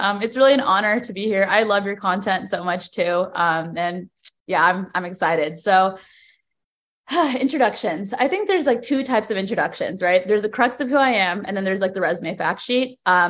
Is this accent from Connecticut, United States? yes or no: no; Cupertino, California, United States; moved away as an adult; now in New York City, United States; I was born and raised in the Bay Area, specifically Cupertino